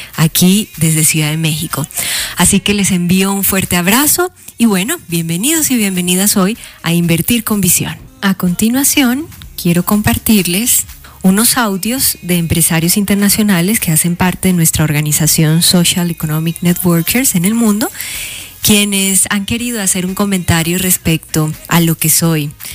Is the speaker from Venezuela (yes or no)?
no; Colombia; now in New York, United States; soy colombiana, eh, vivo en Nueva York